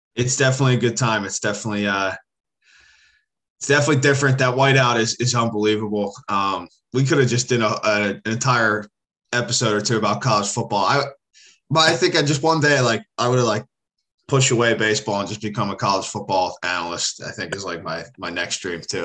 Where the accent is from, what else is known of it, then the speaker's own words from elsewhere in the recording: Philadelphia, Pennsylvania, United States; moved away; growing up in Philly